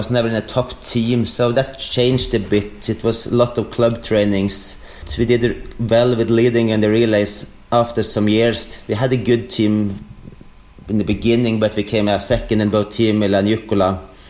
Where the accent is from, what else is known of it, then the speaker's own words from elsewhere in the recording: Trondheim, Trøndelag, Norway; moved away as an adult; also born or lived in Stockholm, Sweden; I grew up in Trondheim and studied there. And after my studies, I moved to Sweden and stayed there for 5.5 years. And then I lived in Norway again the last 3 years.